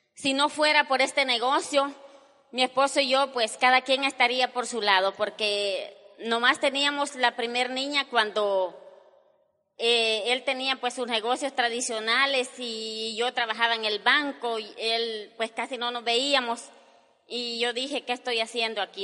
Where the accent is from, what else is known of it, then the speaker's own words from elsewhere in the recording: El Salvador; nosotros somos salvadoreños los dos, mi esposo y yo